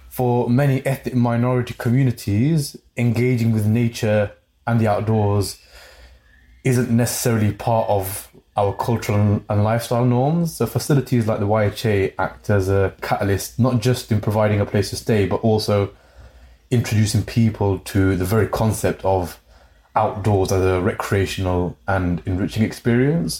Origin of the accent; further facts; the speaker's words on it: Coventry, West Midlands, United Kingdom; my hometown of Coventry